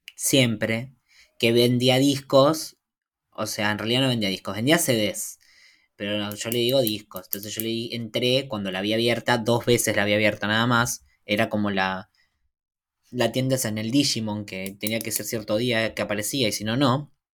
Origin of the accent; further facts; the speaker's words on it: Argentina; Soy argentino